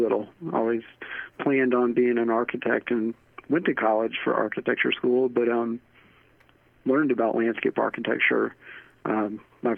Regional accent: Atlanta, Georgia, United States; I grew up in Atlanta

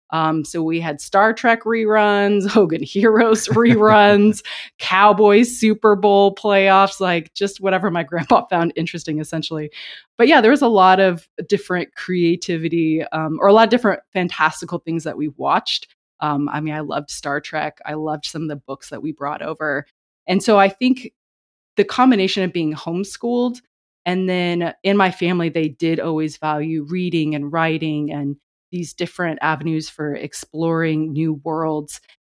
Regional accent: China; growing up in China because English was always the first language spoken in our home. And reading and writing Chinese was extremely difficult for me.

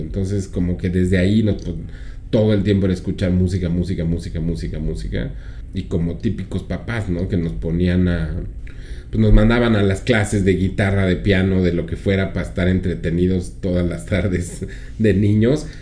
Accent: Mexico City, Mexico; Aquí en la Ciudad de México

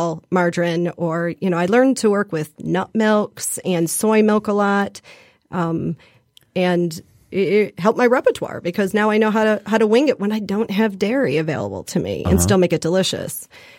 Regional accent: Detroit, Michigan, United States; also born or lived in Illinois; My kids both went off to college and I said I'd like to go back home. I'm from Detroit, grew up in Detroit.

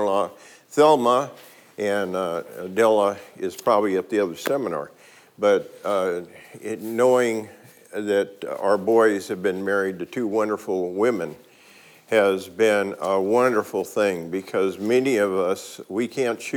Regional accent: Oakland, California, United States; I grew up in East Oakland during a very, very tough time

